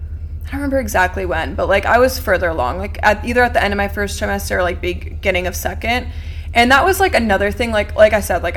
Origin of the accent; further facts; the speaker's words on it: Knoxville, Tennessee, United States; now in Nashville, United States; I'm from Knoxville, went to UT, so many people moved here.